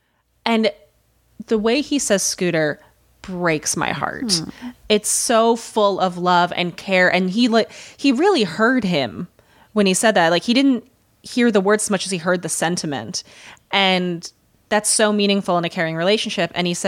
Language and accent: English; Midwest, United States; accent: Midwestern; now in New York, United States; So when I moved to New York from the Midwest, one of the few ways that I carried a Midwestern accent over was in the way I said, yeah